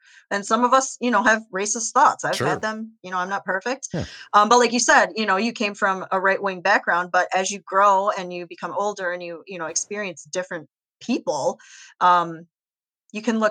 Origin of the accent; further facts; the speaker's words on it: United States; I grew up in Whitesville, USA with a white family